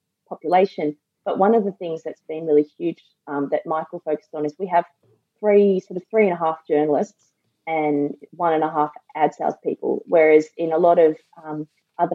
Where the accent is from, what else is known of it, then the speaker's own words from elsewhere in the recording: Sydney, New South Wales, Australia; also born or lived in Canberra / Victoria; now in South Australia, Australia; I'm from Sydney originally and been in Canberra and Victoria, and coming across to SA